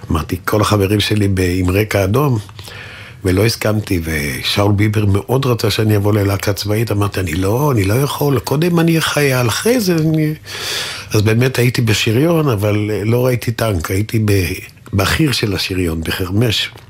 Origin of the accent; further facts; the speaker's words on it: Tel Aviv, Tel Aviv District, Israel; נולדתי נגיד. בתל אביב, ברחוב נחמני.